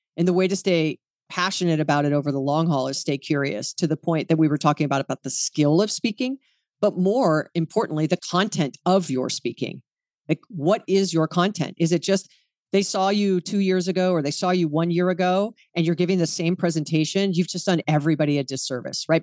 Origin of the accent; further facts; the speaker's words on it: Hawaii, United States; I was born and raised in Hawaii.